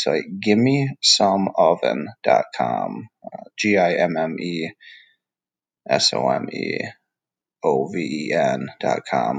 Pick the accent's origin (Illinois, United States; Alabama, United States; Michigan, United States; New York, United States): Michigan, United States; now in Georgia, United States; I grew up in Michigan in the Midwest